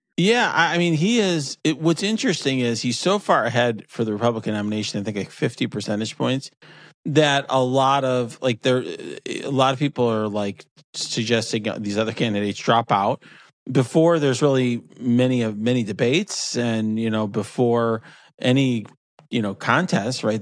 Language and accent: English; near Chicago, Illinois, United States; I grew up near Chicago